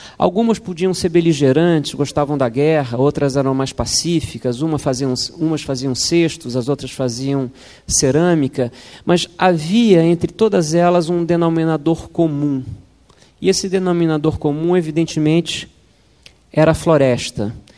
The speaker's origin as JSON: {"language": "Portuguese", "country": "Brazil", "said": "como brasileiros"}